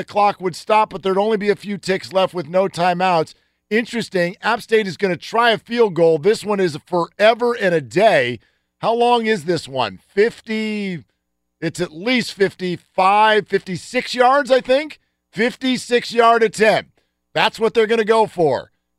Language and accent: English; California, United States; I grew up in the Bay Area, California.